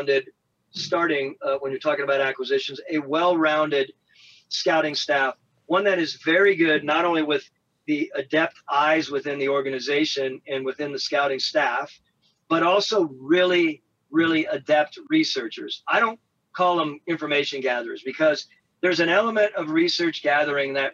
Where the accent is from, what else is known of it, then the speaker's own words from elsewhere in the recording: Colorado, United States; I came from God's country, Colorado